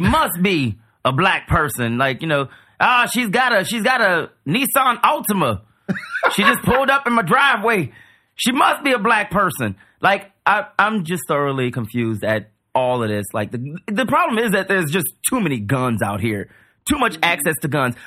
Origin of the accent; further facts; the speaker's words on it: New Orleans, Louisiana, United States; I grew up in New Orleans.